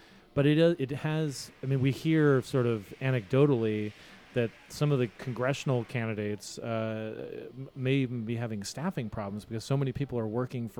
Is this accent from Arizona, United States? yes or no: yes; Arizona, United States; now in Washington, United States; my home state of Arizona. And we had a big state fair, and certainly not where we live in Washington either.